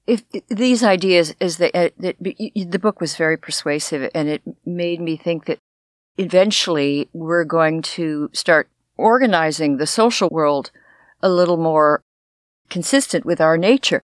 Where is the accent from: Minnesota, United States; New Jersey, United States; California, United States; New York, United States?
California, United States; Los Angeles; I grew up in Los Angeles, and the schools looked like prisons.